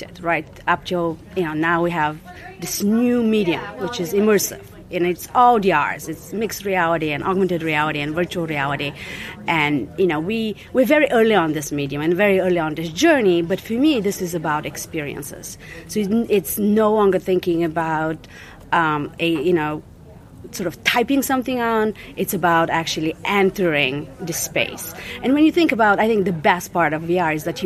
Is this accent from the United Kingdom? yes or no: no; Bulgaria; moved away; I was born in Bulgaria on the other side of the Berlin Wall. I was in my early teens when this event took place.